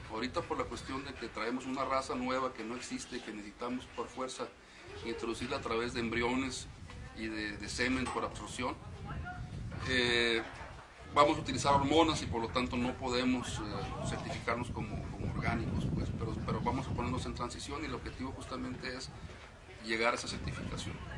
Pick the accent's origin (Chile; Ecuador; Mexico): Mexico; Baja California Sur; Nosotros somos de los pocos subcalifornianos de pura cepa que quedamos en Baja California Sur.